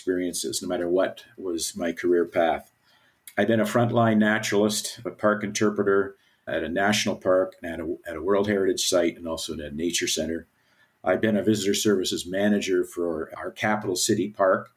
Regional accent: Canada; also born or lived in Alberta; I'm a Canadian, and I'm living in Alberta

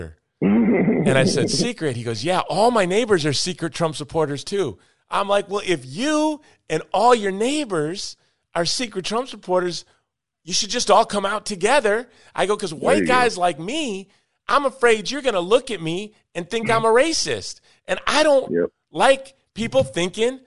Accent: Chicago, Illinois, United States; I'm from the north. Yep. I'm from Chicago

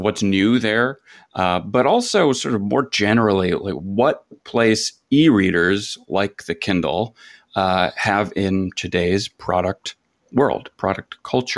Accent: Michigan, United States; also born or lived in West Coast; I'm from Michigan

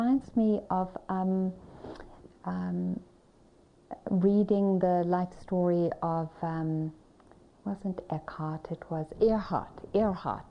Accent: Johannesburg, Gauteng, South Africa; I was born in Johannesburg, South Africa

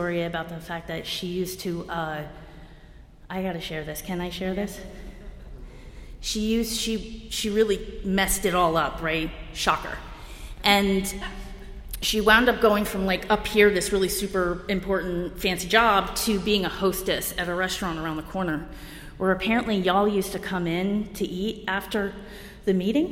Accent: New Jersey, United States; moved away; also born or lived in New Mexico; I'm from Jersey.

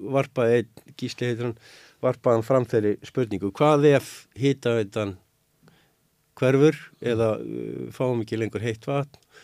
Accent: Reykjavík, Capital Region, Iceland; moved away as an adult; now in Grindavík, Iceland; Ég segi það sem reykvíkingur, upphælinn, borun

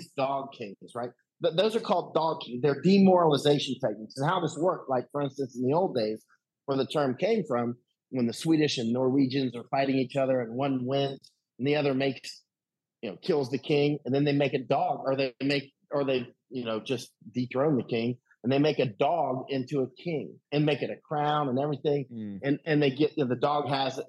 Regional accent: United States; I'm American

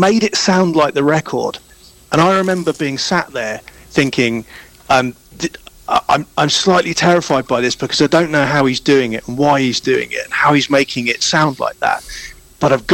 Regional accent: London, United Kingdom; I am from London, England

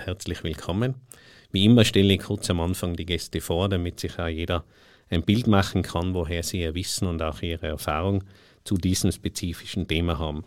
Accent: Tyrol, Austria; ich als Tiroler

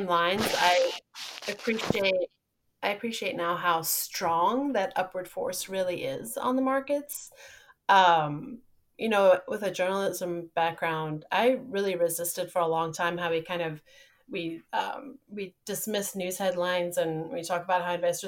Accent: Johannesburg, Gauteng, South Africa; moved away; also born or lived in Nebraska; I grew up somewhere else in Johannesburg, South Africa.

